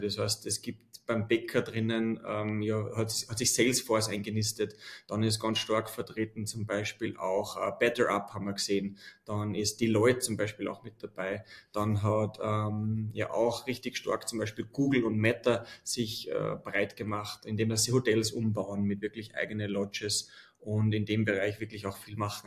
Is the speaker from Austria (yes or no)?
yes; Austria; als Österreicher